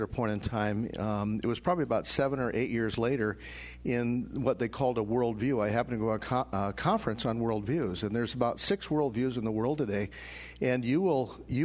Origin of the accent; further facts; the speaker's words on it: Denver, Colorado, United States; moved away as an adult; also born or lived in Sioux Falls, South Dakota; I grew up in Denver. I was born and raised in Denver, and then I left Denver and went to college.